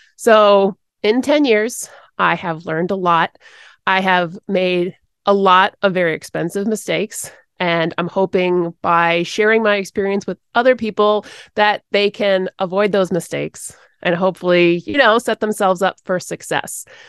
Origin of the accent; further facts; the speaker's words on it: Connecticut, United States; also born or lived in Rhode Island; There were lots of dairy farms and horses where I grew up in Connecticut